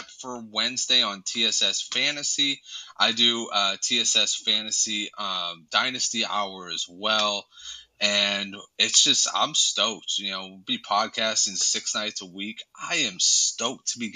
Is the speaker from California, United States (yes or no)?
yes; California, United States; I'm also from California, so stoked is like born into